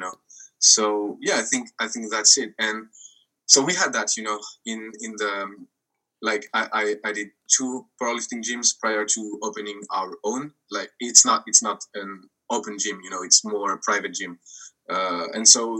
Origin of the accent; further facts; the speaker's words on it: France; we're French from France, you know? Like in the example you gave, I'm from France